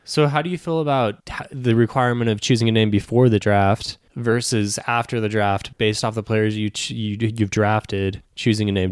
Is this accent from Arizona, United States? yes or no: yes; Arizona, United States; I'm from Arizona